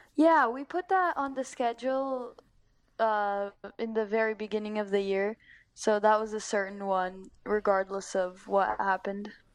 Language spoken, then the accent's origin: English; Northern California, United States; I've grown up here for my whole life